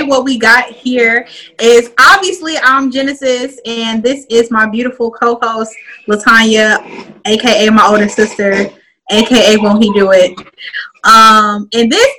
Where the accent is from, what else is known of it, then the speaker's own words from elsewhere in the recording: Midwest, United States; moved away as an adult; now in North Carolina, United States; we're all originally from the Midwest.